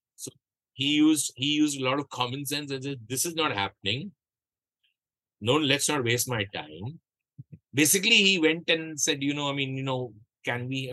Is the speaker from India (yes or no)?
yes; Kolkata, West Bengal, India; you and I are both from Calcutta